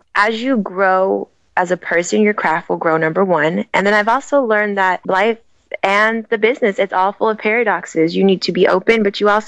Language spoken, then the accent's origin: English; Sacramento, California, United States; I was born in Sacramento, California, and I was an athlete